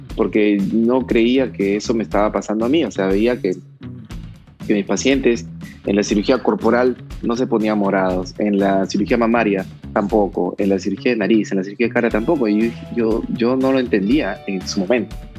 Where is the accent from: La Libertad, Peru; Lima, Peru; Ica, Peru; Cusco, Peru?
La Libertad, Peru; Trujillo; also born or lived in Guadalajara, Mexico; me vine a Trujillo porque, porque pues soy trujillano